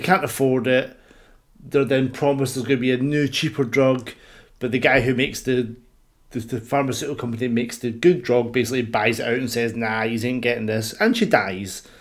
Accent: Scotland, United Kingdom; I'm Scottish

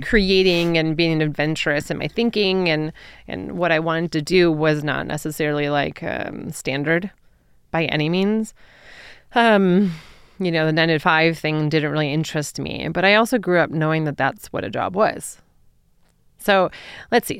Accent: Troy, Michigan, United States; moved away as an adult; also born or lived in Ann Arbor, Michigan / New York City; now in Denver, United States; I grew up in Troy, Michigan.

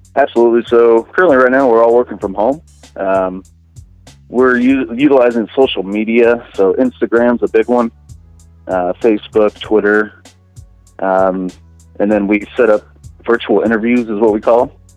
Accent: Tampa, Florida, United States; moved away; I'm originally from Tampa, Florida

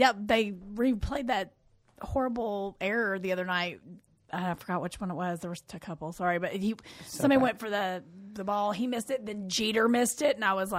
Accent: Kentucky, United States; I grew up on the Kentucky-Tennessee line.

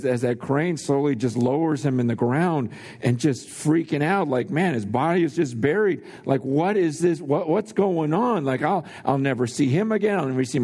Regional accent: San Francisco, California, United States; also born or lived in Hong Kong; I was born in San Francisco, right in Chinatown, and my mom actually died giving birth to me right there in Chinatown

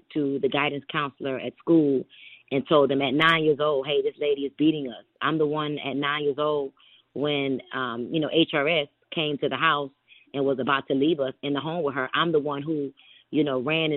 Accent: Miami, Florida, United States; also born or lived in New York; I was actually born in New York, but, you know, I was raised in Miami, so I claim Miami

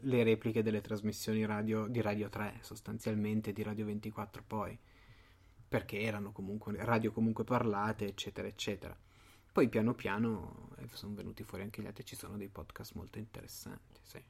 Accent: Liguria, Italy; sono ligure

